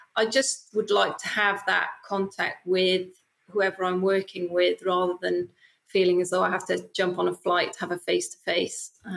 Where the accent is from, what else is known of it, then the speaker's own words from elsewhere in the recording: Wales, United Kingdom; I'm from Wales